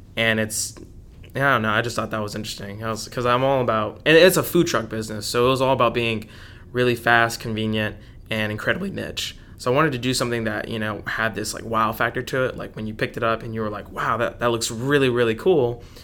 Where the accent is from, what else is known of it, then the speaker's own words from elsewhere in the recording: Dallas, Texas, United States; was born and raised in Dallas